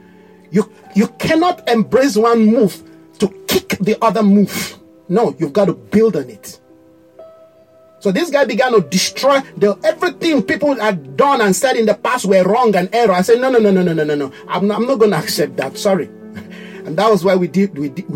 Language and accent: English; Nigeria; the pride of who you are as a Nigerian. You know, my people are very proud